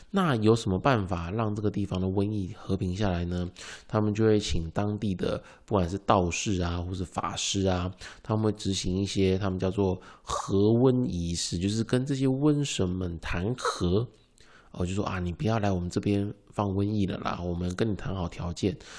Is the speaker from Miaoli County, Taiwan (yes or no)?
yes; Miaoli County, Taiwan; 比方说其实像我的家乡苗栗啊，在后龙这个地方有一个叫外埔核心宫